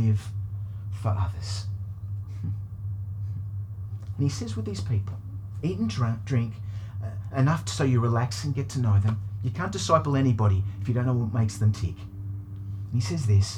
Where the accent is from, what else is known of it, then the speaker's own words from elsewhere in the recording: United Kingdom; now in Australia; I was born in Britain, and my dad is English